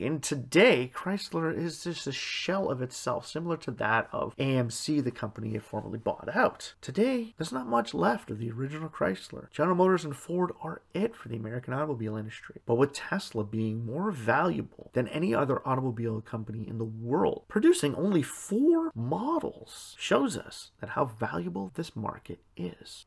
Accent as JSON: {"language": "English", "country": "Canada"}